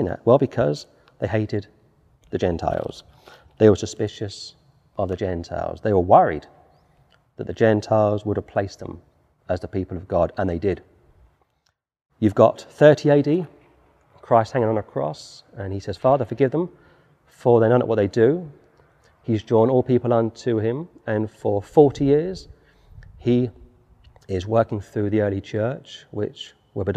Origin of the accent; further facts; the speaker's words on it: London, United Kingdom; Now I'm a Londoner. I was born in London.